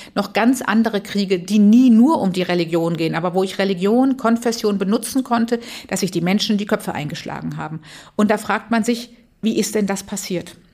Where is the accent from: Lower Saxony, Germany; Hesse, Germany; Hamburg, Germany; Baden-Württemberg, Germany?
Baden-Württemberg, Germany; Tübingen; also born or lived in Freiburg; ich bin in Tübingen aufgewachsen mit dem Gefühl, katholisch ist weltoffen und frei